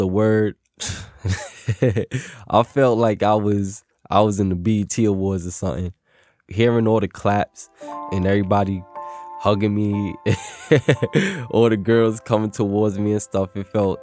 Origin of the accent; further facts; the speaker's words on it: New York City, New York, United States; I'm from Williamsburg, Brooklyn, and I'm 24 years old.